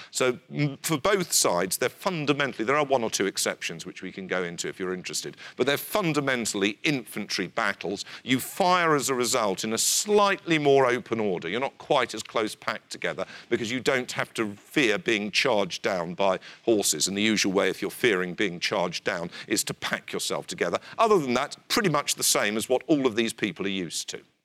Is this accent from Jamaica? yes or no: no; United Kingdom